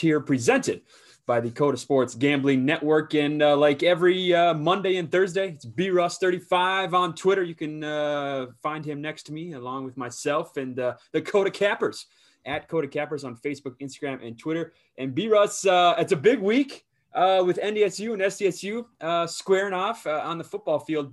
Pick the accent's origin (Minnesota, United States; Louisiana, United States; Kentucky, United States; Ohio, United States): Minnesota, United States; southern; my hometown, my home course, uh, wh-, where I'm from and, uh, in southern Minnesota